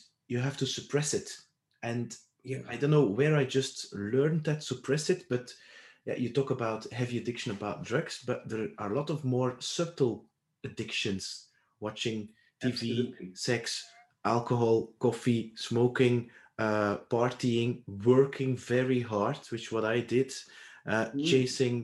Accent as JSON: {"language": "English", "country": "Belgium", "tie": "born or raised there", "said": "I was raised in Belgium."}